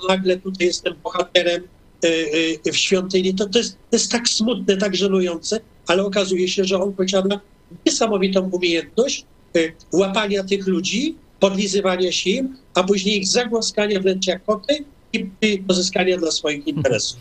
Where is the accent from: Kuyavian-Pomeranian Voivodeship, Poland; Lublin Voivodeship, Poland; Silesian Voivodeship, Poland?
Kuyavian-Pomeranian Voivodeship, Poland; Toruń; urodziłem się w Toruniu też. To moje, to moje rodzinne miasto, na Mickiewicza